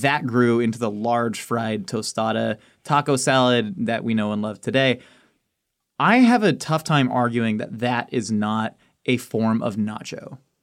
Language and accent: English; California, United States; also born or lived in Maryland / Kansas City, Missouri; I was born in Maryland, then at three months, I went to Kansas City, Missouri, and lived there till I was four. Did one year of preschool in K C Mo, and then came to California